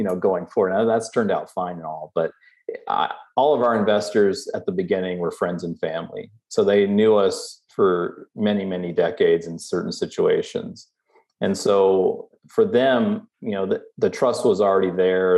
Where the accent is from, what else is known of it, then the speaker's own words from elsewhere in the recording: Southeast, United States; moved away; also born or lived in Omaha, Nebraska; I grew up in the Southeast